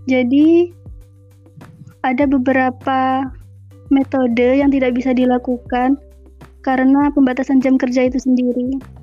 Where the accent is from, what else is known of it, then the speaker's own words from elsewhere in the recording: Lumajang, East Java, Indonesia; Saya dari Lumajang.